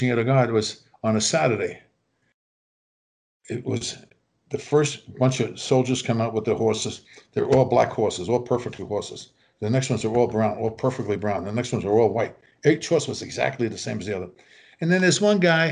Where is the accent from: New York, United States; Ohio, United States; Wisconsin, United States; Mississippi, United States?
New York, United States; We're all from New York.